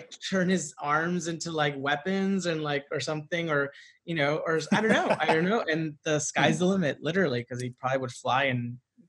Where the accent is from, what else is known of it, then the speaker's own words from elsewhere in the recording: Santa Ana, California, United States; I grew up in Southern California. Yeah. I was born in Orange County, mm-hmm. and not the good side.